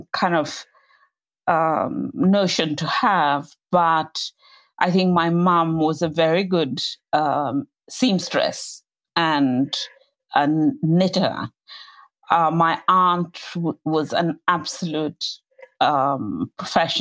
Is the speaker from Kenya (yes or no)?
yes; Kenya; moved away as an adult; now in England, United Kingdom; I grew up in colonial Kenya, colonial Africa